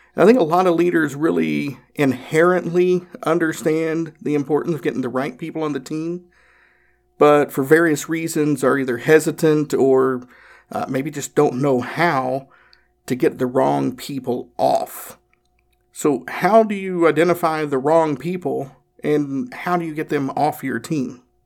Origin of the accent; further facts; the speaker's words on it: Northeast Tennessee, United States; I'm from Northeast Tennessee